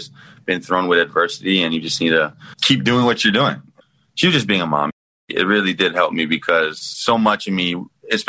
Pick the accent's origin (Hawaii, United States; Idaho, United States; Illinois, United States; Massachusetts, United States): Hawaii, United States; now in Miami, United States; the childhood in Hawaii is amazing